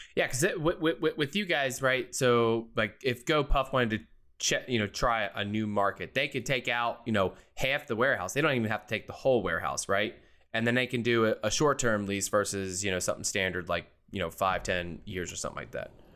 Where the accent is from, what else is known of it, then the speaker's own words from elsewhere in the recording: outside of Philadelphia, Pennsylvania, United States; moved away; I was born and raised outside of Philly. So I'm an East Coast native